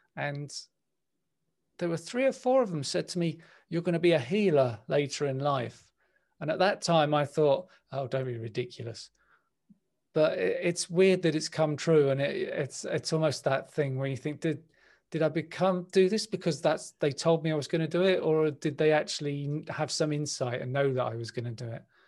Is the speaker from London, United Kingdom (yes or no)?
yes; London, United Kingdom; I was born in West London. I grew up in West London